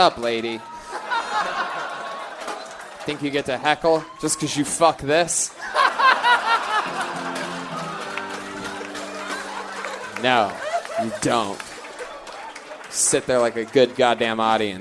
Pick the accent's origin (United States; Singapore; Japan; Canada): United States; Los Angeles, California; I'm from Los Angeles